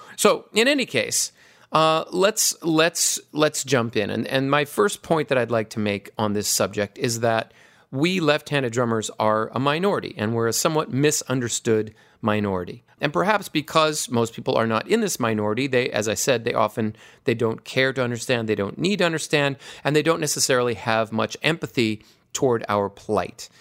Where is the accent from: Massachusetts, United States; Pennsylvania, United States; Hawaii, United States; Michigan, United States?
Hawaii, United States; I grew up in Hawaii.